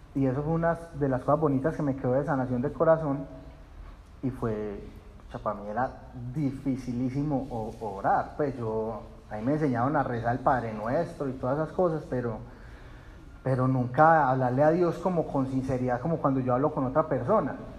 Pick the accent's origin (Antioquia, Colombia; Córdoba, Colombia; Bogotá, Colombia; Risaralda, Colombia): Antioquia, Colombia; Puerto Nare; yo crecí en Puerto Nares